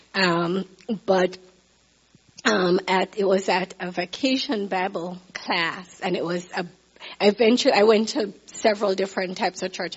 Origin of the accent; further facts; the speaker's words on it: Kingston, Jamaica; moved away as an adult; also born or lived in Baltimore, Maryland / Nigeria / Zambia; I was born in Jamaica, Kingston, Jamaica.